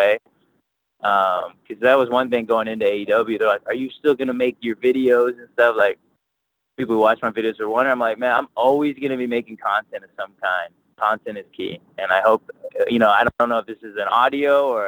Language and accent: English; Houston, Texas, United States; also born or lived in Katy, Texas; I was born in Houston. I lived there. I was like 10 or something like that. Then I moved to Katy, and now I'm back in Houston